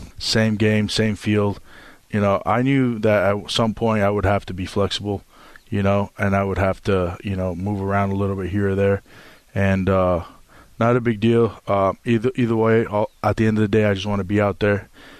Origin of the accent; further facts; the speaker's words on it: Las Vegas, Nevada, United States; I was born and raised in Las Vegas, Nevada.